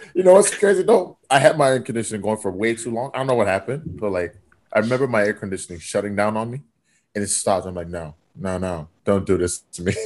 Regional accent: Fort McMurray, Alberta, Canada; now in Vancouver, Canada; growing up in Fort Mac was the Wild West.

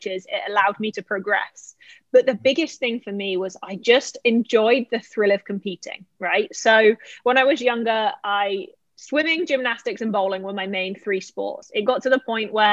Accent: Bournemouth, South West England, United Kingdom; moved away as an adult; also born or lived in Lake Wales, Florida / Savannah, Georgia; now in Florida, United States; I was born and raised in Bournemouth, England, which is on the south coast of the UK.

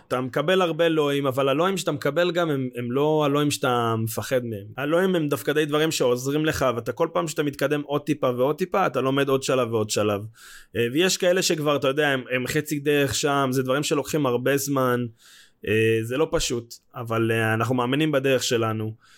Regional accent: Israel; בתור ישראלים

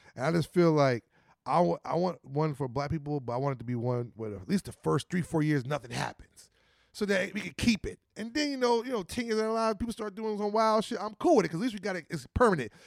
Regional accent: New Jersey, United States; We come from New Jersey

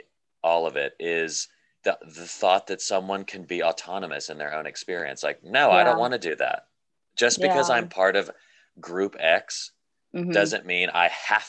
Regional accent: Nashville, Tennessee, United States; moved away as an adult; also born or lived in Pasadena; I grew up in Nashville, Tennessee, and I went to a private Christian school, which was all white kids except for like two Asian kids.

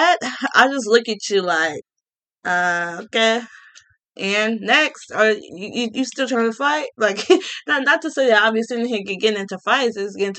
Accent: Gary, Indiana, United States; now in Cook County, Illinois, United States; I was from Gary, Indiana

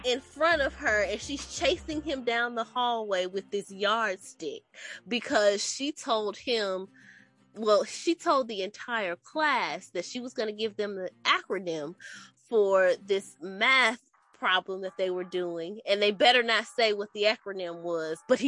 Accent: Milwaukee, Wisconsin, United States; now in North Carolina, United States; I'm originally from Milwaukee, Wisconsin. I currently reside in North Carolina as well.

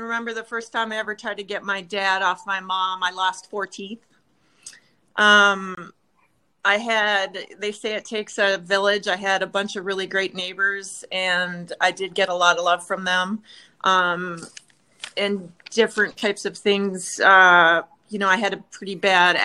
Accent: Minnesota, United States; Born and raised in Minnesota.

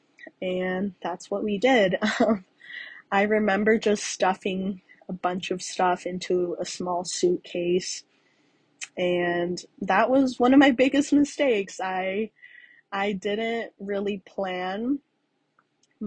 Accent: Tucson, Arizona, United States; also born or lived in Evanston, Illinois; born in Evanston, Illinois before moving to Tucson, Arizona, around the age of 5, where I was later raised.

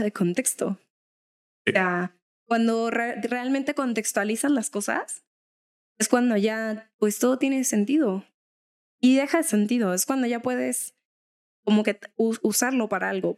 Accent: Mexico; a los mexas que nos han señalado como con algún estereotipo mexa

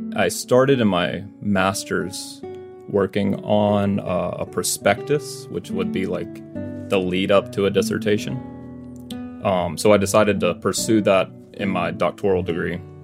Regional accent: Mississippi, United States; moved away as an adult; now in Arizona, United States; I'm originally from Mississippi, but you know I th- feel like I've lived in Arizona long enough that I'm like oh, I'm um, kind of from Arizona too.

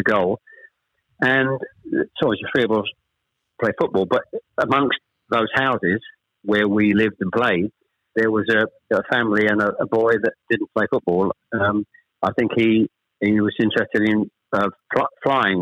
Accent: Chelmsford, East of England, United Kingdom; also born or lived in Ashton-under-Lyne, North West England; We actually moved south to Chelmsford when I was probably, I was the eldest of three, when I was probably about 7 or 8

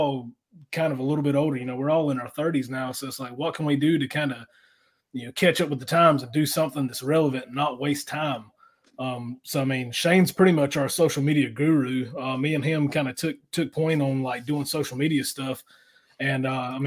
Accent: Jacksonville, North Carolina, United States; we're from Eastern North Carolina, Jacksonville, North Carolina

